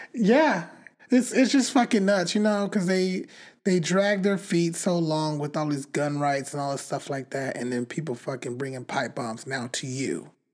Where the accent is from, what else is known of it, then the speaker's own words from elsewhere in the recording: Bakersfield, California, United States; I grew up in Bakersfield